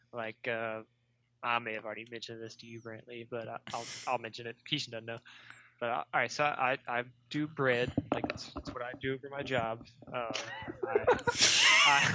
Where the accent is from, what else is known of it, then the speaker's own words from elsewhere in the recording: the South, United States; born and raised in the South